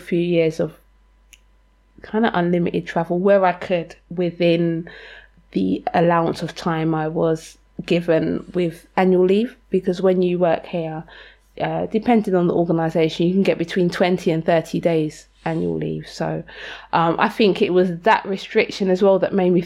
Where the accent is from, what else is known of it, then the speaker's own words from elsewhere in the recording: London, United Kingdom; I grew up in Lewisham, which was always like a very working class to poor